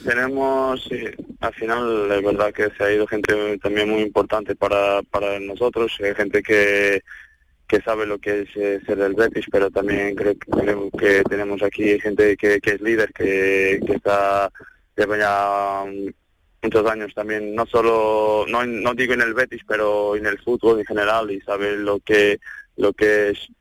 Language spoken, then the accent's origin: Spanish; Portugal; Spanish is a second language; moved away as an adult; now in Seville, Spain; Yo estaba en el Maya, así un equipo de mm, un club de mi pueblo